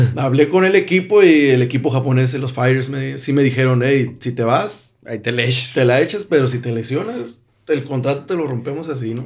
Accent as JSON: {"language": "Spanish", "country": "Mexico", "said": "yo como mexicano"}